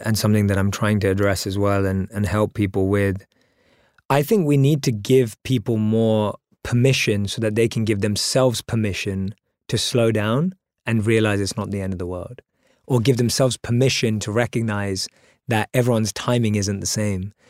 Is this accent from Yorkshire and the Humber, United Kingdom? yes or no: no; London, United Kingdom; Born and raised in London